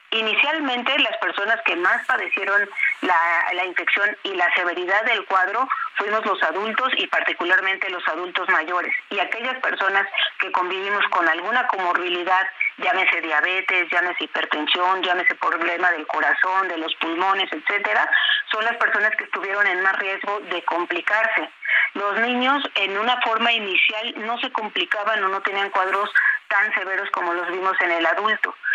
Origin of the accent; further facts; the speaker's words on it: Mexico; nosotros como mexicanos